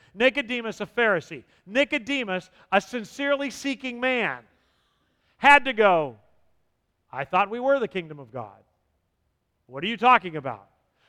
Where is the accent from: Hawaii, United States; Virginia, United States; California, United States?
California, United States; San Diego; Growing up in San Diego, we had large Jewish communities, and this is how they talk.